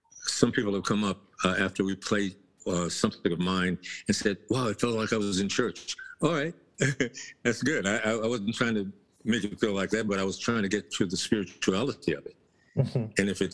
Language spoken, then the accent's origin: English; Texas, United States; when I was coming up, well, Texas is a real bluesy kind of place, so you can't miss it.